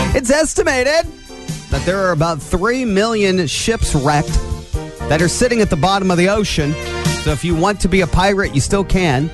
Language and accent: English; Angola, Indiana, United States; I grew up in Angola, which of course has a circle as its its center of town